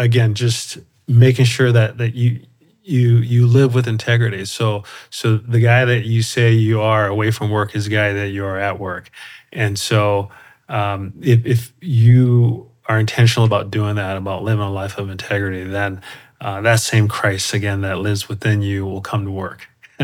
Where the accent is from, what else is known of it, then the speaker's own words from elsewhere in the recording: Colorado Springs, Colorado, United States; So we moved around quite a bit when I was little. I was a military family, but then settled in Colorado Springs and pretty much had most of my childhood there in Colorado Springs.